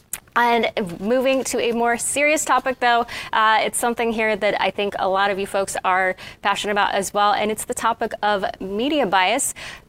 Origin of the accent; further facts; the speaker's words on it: Kansas City, Missouri, United States; I am from Kansas City. I went there for school in elementary school and part of middle school and high school.